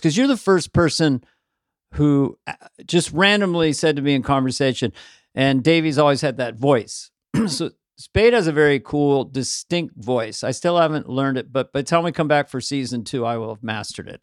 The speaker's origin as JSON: {"language": "English", "country": "Ireland", "said": "I'm Irish, so I got all these colloquial expressions"}